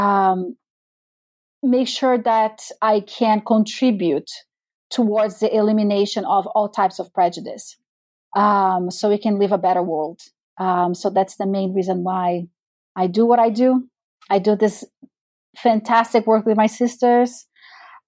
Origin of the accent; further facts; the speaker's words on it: Brazil; moved away; I am a Black woman born and raised in Brazil